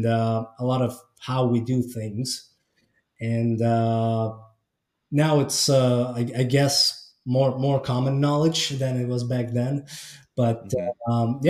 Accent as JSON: {"language": "English", "country": "Estonia", "tie": "born or raised there", "said": "I was born and raised in Estonia, so northern Eastern Europe."}